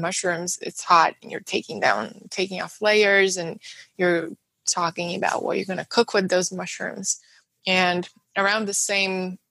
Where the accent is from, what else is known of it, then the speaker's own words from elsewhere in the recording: Moscow, Russia; English is a second language; moved away; growing up in Moscow, in Russia, I would spend every summer in our country house outside the city